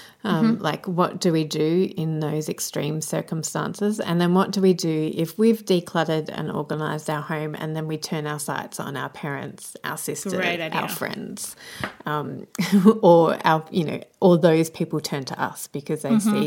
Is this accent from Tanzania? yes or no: no; Australia; as an Australian